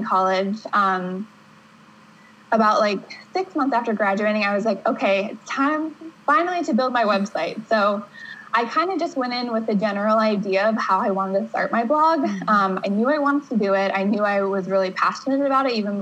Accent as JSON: {"language": "English", "town": "Pittsburgh", "region": "Pennsylvania", "country": "United States", "tie": "born or raised there", "moved": "as an adult", "lives_now": "New Hampshire, United States", "said": "I grew up in Pittsburgh, Pennsylvania"}